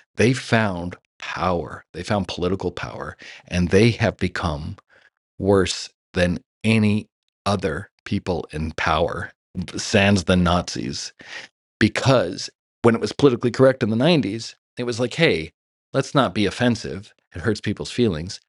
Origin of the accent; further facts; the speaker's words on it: Los Angeles, California, United States; I grew up in Hollywood.